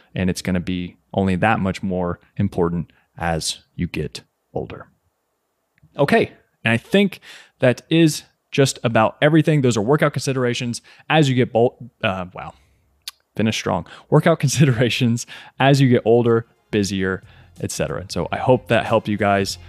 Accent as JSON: {"language": "English", "region": "Kentucky", "country": "United States", "tie": "born or raised there", "also_born_or_lived": "New York", "said": "I was born and raised in Kentucky"}